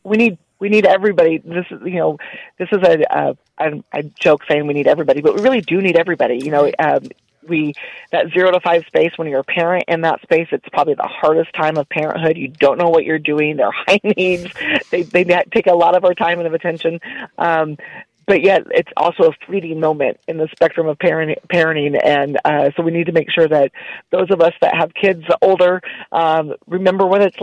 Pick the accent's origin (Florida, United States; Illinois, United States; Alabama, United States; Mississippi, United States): Illinois, United States; now in Texas, United States; You know, we're Texas. And yes, I grew up in Illinois, but I've lived here longer than I'd lived there.